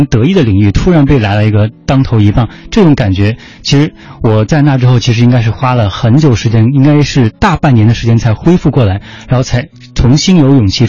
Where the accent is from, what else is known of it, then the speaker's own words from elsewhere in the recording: Hengyang, Hunan, China; 因为我家乡一开始是在湖南衡阳乡下一个小村里面嘛，然后因为我爸爸是那个镇中心小学的一名厨师，一名大师傅嘛，所以后来到初中的时候，我们家就搬到了镇上。